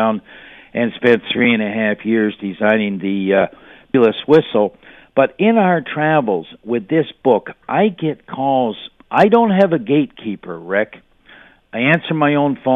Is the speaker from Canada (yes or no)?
yes; Hamilton, Ontario, Canada; I am from Hamilton